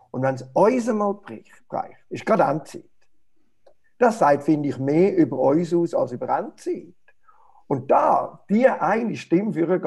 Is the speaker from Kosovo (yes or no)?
no; Switzerland; Vieles, was für uns als Schweizer Bürger normal ist, ist eigentlich im Licht vom Reich Gottes absurd, völlig absurd.